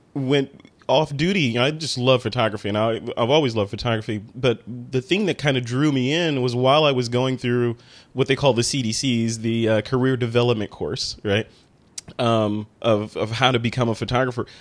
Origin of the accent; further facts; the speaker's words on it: Chicago, Illinois, United States; moved away; I'm from Chicago